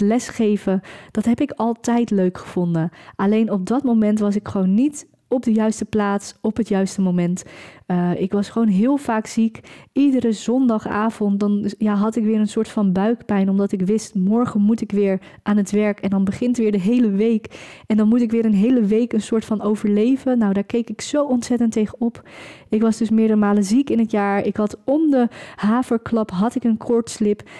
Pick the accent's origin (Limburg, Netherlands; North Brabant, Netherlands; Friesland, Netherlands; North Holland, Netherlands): North Holland, Netherlands; Velserbroek; Ik kom zelf uit een heel klein dorp, ik kom zelf uit Velsenbroek.